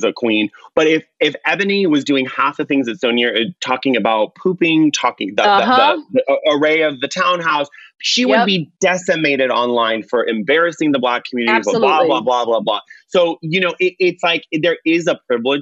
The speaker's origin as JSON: {"language": "English", "area": "Orange County", "region": "California", "country": "United States", "tie": "born or raised there", "said": "I grew up in Orange County. I was, you know, one of maybe five people of color in the school."}